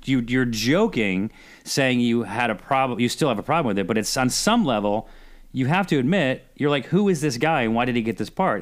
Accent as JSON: {"language": "English", "town": "Syracuse", "region": "New York", "country": "United States", "moved": "yes", "said": "I'm from Syracuse. And so my, my mom still lives there"}